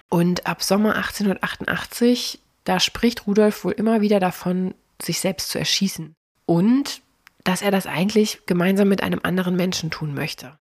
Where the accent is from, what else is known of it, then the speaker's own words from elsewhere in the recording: Cologne, North Rhine-Westphalia, Germany; bei uns in Köln